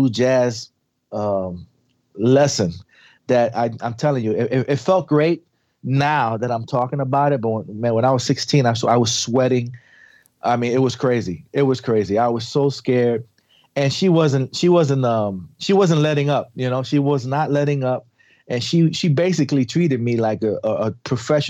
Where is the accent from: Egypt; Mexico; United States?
United States; New York City, New York; I was raised in the South Bronx